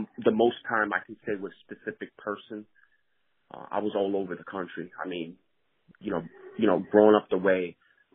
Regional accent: Camden, New Jersey, United States; I grew up in Camden, New Jersey, and I was born in 81

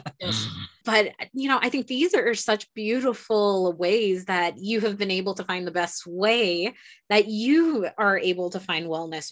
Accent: New York, United States; I'm a New Yorker

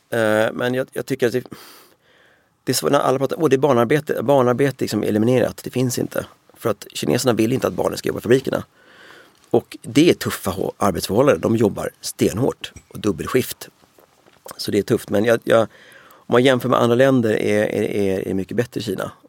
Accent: Sweden; Alla var så här, ni kinarren, var kommer du ifrån? Uh, jag är från Sverige.

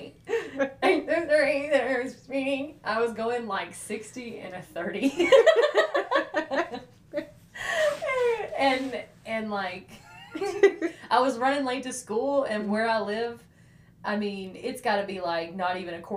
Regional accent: Decatur, Alabama, United States; I'm from Decatur

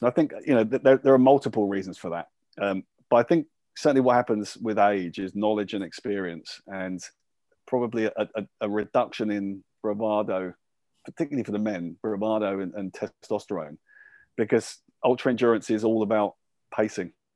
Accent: Luton, East of England, United Kingdom; I was born and brought up in Luton

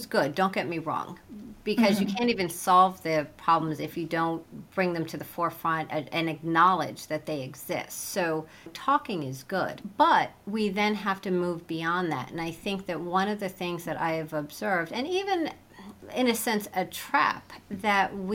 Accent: Cedar Falls, Iowa, United States; In Cedar Falls, Iowa.

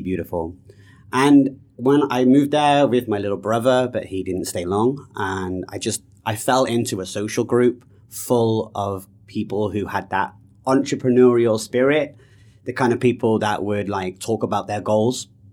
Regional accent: United Kingdom; moved away; also born or lived in Canada; I'm British

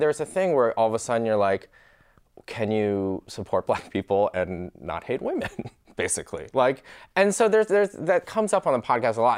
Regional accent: Michigan, United States; So I grew up in Michigan

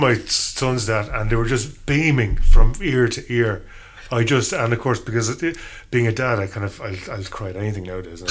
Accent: Ireland; growing up in Ireland in the 80s

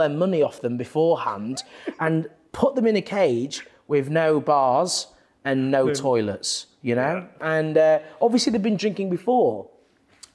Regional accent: Leeds, Yorkshire and the Humber, United Kingdom; now in London, United Kingdom; I'm from Leeds

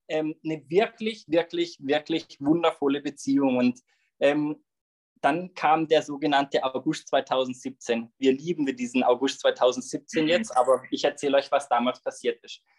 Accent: Löffingen, Baden-Württemberg, Germany; Genauer gesagt komme ich aus Löffingen, bin dort ähm, aufgewachsen, lebe dort immer noch

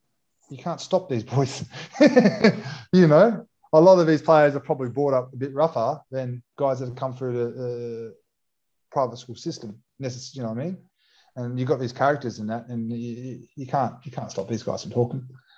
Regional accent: Western Australia, Australia; now in Melbourne, Australia; So I grew up playing Aussie Rules. I'm from Western Australia. That's a mad West, it was all AFL fans. AFL, Victoria, where I am now, is AFL.

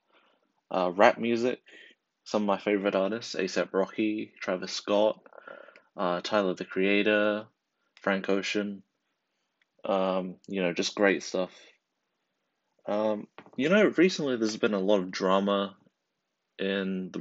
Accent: New Zealand; I'm from New Zealand, and right now, I'm in high school, what we call college

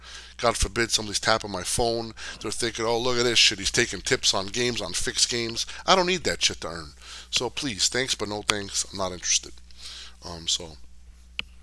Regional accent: New Jersey, United States; I grew up in Jersey

